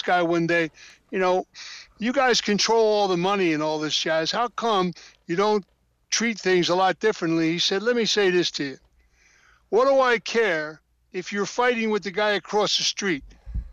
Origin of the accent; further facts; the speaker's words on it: United States; My world is America. I'm an American